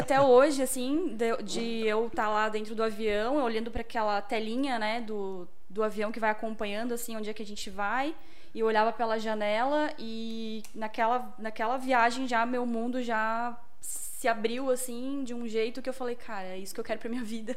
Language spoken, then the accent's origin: Portuguese; Blumenau, Santa Catarina, Brazil; sou aqui de Blumenau